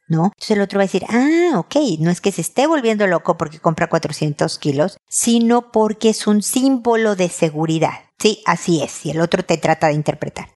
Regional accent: Mexico; mi tierra, México

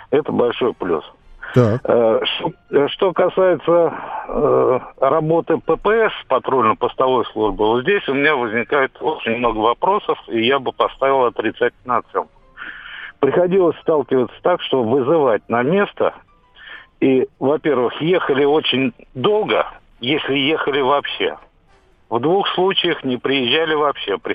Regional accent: Moscow, Russia; я из Москвы. Э, я водитель.

